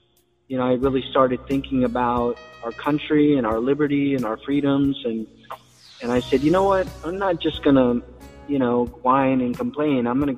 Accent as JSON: {"language": "English", "country": "Germany", "tie": "born there", "also_born_or_lived": "New York / Kansas / Hawaii / Washington State", "said": "And I was born in Germany. So my father was a soldier. My grandfather was a builder. And we traveled quite a bit. I traveled quite a bit as a kid."}